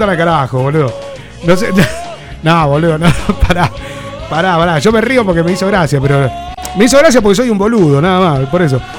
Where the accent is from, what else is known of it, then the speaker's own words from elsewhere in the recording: Seville, Andalusia, Spain; eh, soy de Sevilla.